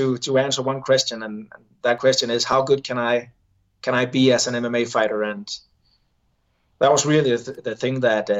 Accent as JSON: {"language": "English", "country": "Denmark"}